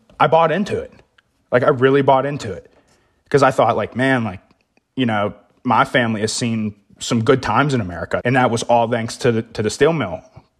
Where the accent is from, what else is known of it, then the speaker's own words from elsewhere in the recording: Charleroi, Pennsylvania, United States; I'm 25 years old, and I'm from Charleroi, Pennsylvania, which is in the Mon Valley.